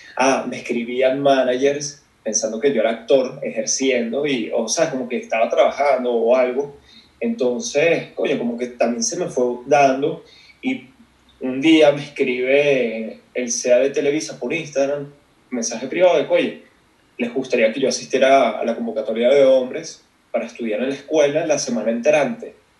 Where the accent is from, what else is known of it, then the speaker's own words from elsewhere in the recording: Caracas, Capital District, Venezuela; moved away as an adult; also born or lived in North Carolina, United States; now in Mexico City, Mexico; soy como tú, caraqueño, este, del 91 me crié, así, o sea, estudié en Venezuela, me fui a los 18